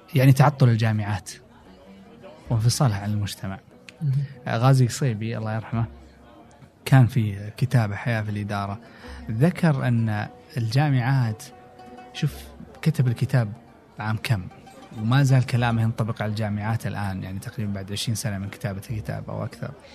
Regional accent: Saudi Arabia; also born or lived in United States; اني انا ابن البلد

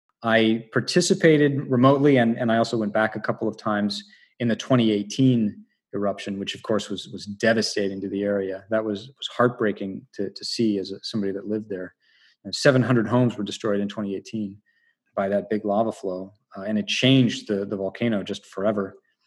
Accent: Northern California, United States; I grew up in Northern California

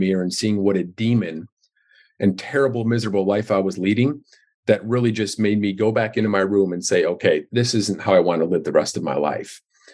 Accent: Darien, Illinois, United States; now in Chicago, United States; I grew up in Darien, Illinois, which is a suburb of Chicago, which I live in downtown Chicago right now.

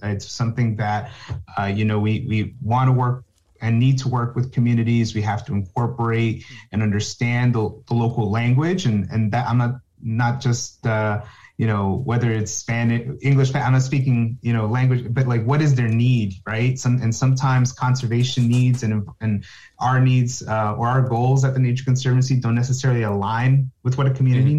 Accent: New Jersey, United States; I'm from New Jersey, born in New Jersey, raised, college, everything in New Jersey

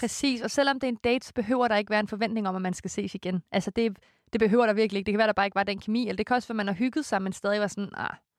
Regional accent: Korsør, Zealand, Denmark; moved away; hjemme i Kursør med min mor og morfar

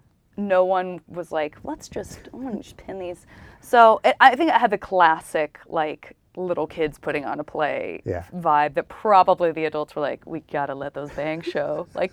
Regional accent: Tucson, Arizona, United States; I was not. I was in Tucson. I'm from Tucson, Arizona.

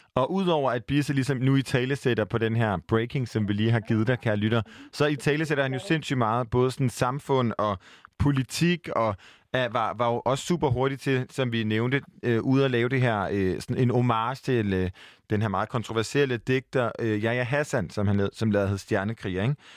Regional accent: Aarhus, Central Denmark Region, Denmark; now in Copenhagen, Denmark; jeg er jo jyde. Og jeg flygter hjem til Aarhus

